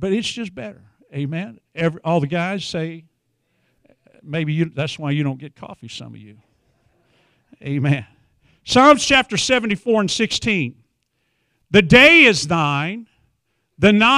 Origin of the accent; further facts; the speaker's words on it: Wichita Falls, Texas, United States; I'm from Wichita Falls area